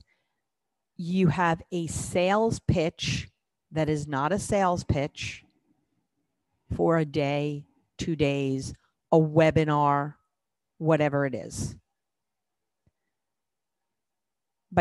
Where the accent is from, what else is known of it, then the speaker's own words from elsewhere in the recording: New York City, New York, United States; I grew up in New York City